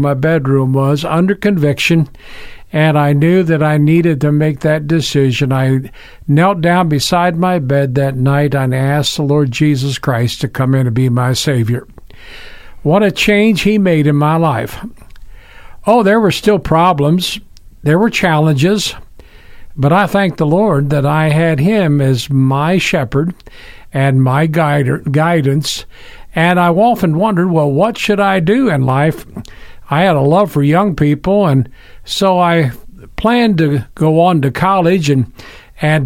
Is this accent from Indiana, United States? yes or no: yes; Berne, Indiana, United States; I was born in Bern, Indiana, northern part of Indiana, back in 1948